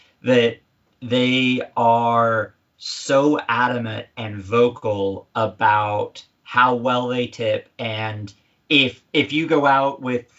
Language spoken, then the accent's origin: English; California, United States; moved away as an adult; also born or lived in Central Indiana; now in Indiana, United States; we talk about being Californian Hoosiers, because while we're both from California and our roots are still there, we've grown and blossomed and started our family here